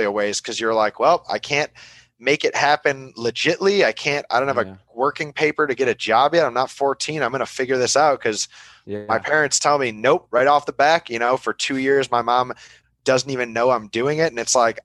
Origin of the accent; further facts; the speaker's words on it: between Buffalo and Niagara Falls, New York, United States; moved away as an adult; also born or lived in Flint, Michigan / Detroit, Michigan / Canada / Florida; now in Davis, California, United States; I grew up between Buffalo and Niagara Falls, New York.